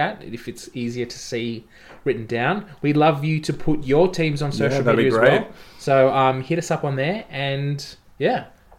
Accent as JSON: {"language": "English", "country": "Ireland", "said": "No, I'm Irish."}